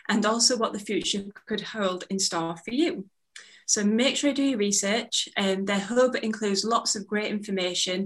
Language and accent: English; Bradford, Yorkshire and the Humber, United Kingdom; Bradford, which is my hometown